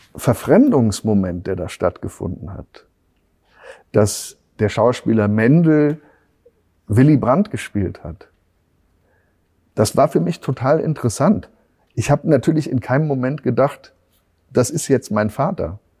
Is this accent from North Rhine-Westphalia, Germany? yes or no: yes; Bonn, North Rhine-Westphalia, Germany; accent: Rhenish; first language German; moved away; also born or lived in Berlin; ich bin ja im, im, im Rheinland aufgewachsen